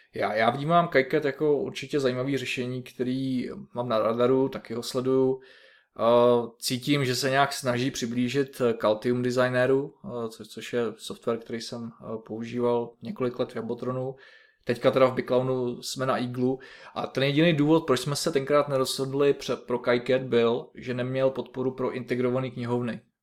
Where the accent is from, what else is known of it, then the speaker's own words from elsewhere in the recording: Liberec Region, Czechia; pocházím ze severního kraje z Liberecka